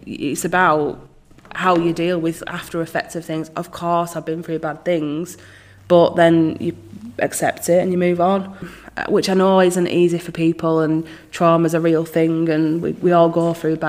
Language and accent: English; Rochdale, North West England, United Kingdom; I was born here